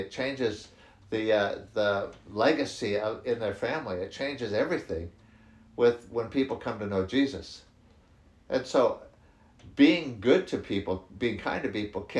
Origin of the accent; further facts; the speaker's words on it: United States; moved away; I'm from the States originally. You can tell by my accent.